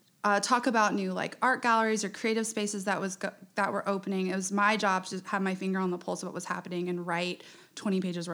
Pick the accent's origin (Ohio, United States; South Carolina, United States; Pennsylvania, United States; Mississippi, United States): South Carolina, United States; Charleston; also born or lived in Shanghai, China; I grew up in Charleston. I'm 34 years old. I live downtown.